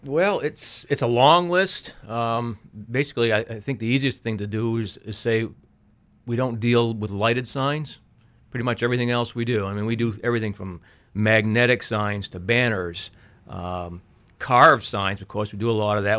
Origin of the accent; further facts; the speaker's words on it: Auburn, Maine, United States; I grew up in Auburn